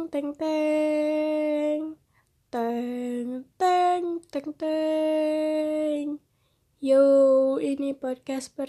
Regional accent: Karawang, West Java, Indonesia; also born or lived in Jakarta; gue lahir di Jakarta, gede di Karawang, pernah sekolah di Bandung

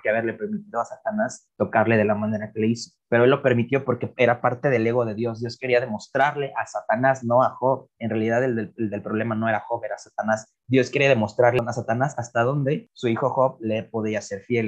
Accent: Iguala, Guerrero, Mexico; also born or lived in Cuernavaca; no soy de la Ciudad de México, vivo en la Ciudad de Iguala, de Cuernavaca y soy de Iguala

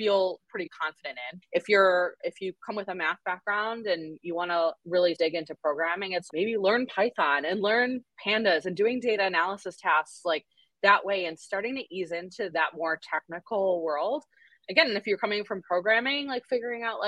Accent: Connecticut, United States; now in Massachusetts, United States; I grew up in Connecticut

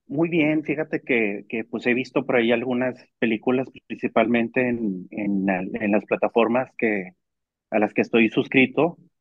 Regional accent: Mexico; como ciudadanos mexicanos

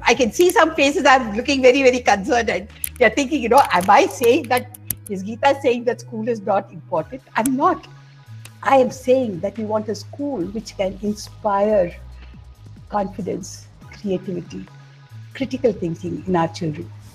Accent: Tamil Nadu, India; I come from Tamil Nadu

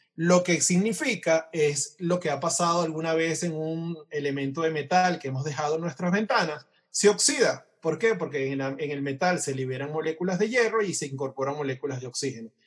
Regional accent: Venezuela; como venezolanos

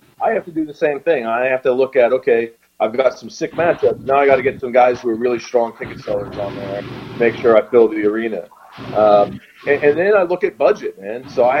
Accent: Jamaica; I'm Jamaican, dude.

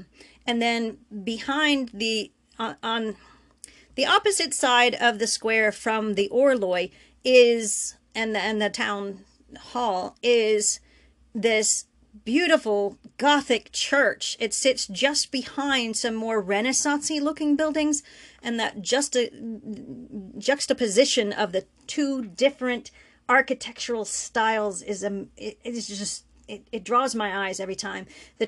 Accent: United States; I guess I'm American.

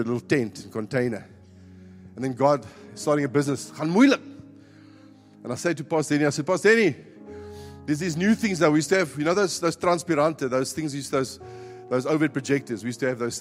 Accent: Northern Cape, South Africa; moved away as an adult; now in Cape Town, South Africa; I was coming from the Northern Cape

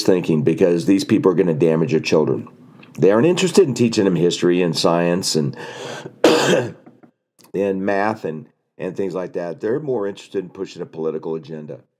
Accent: New Jersey, United States; moved away; I came from New Jersey. I am so happy I don't live in New Jersey anymore

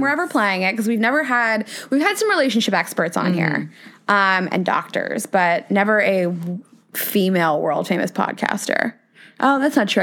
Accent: Midwest, United States; now in New York, United States; I grew up in the Midwest

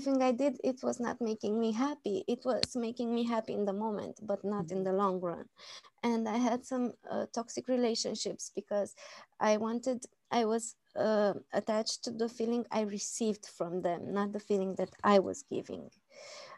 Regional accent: Romania; I'm from Romania

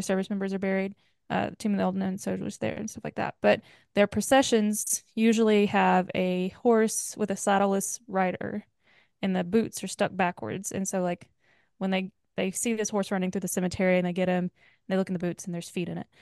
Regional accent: the South, United States; I'm from the South, so, like, NASCAR is a big thing where I'm from

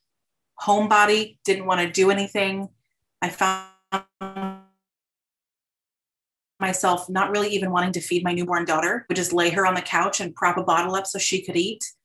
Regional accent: South Florida, United States; I'm born and raised Floridian

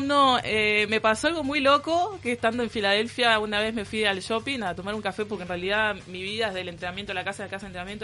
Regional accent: Uruguay; now in Philadelphia, United States; yo soy uruguaya

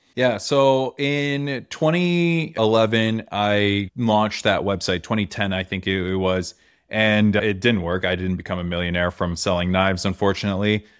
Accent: Toronto, Ontario, Canada; we're in Toronto, I'm from Toronto

